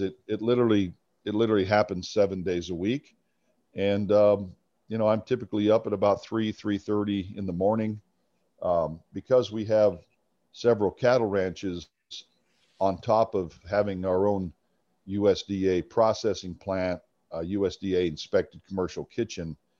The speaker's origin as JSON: {"language": "English", "region": "Arizona", "country": "United States", "tie": "born or raised there", "said": "I grew up in Arizona"}